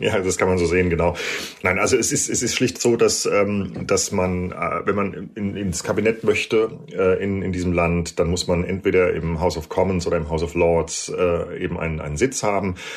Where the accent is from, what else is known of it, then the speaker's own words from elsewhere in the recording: Germany; now in United Kingdom; bei uns in Deutschland